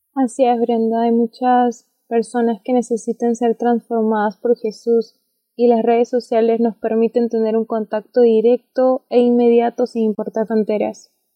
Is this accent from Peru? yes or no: yes; Peru; Yo soy de Perú